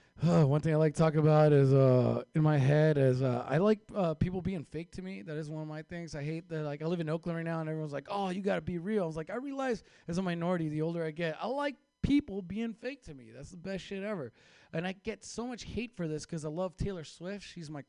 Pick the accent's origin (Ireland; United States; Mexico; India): Mexico; I had no chance making it in Hollywood as a Mexican, right?